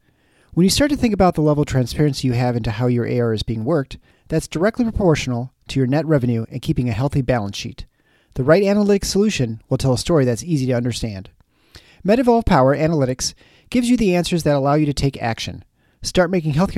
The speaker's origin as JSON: {"language": "English", "region": "Midwest", "country": "United States", "tie": "born or raised there", "said": "We're both kids from the Midwest"}